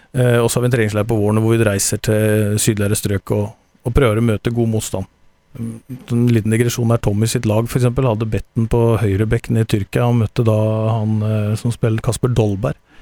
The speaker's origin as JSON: {"language": "Norwegian", "region": "Telemark", "country": "Norway", "said": "jeg er telemarking"}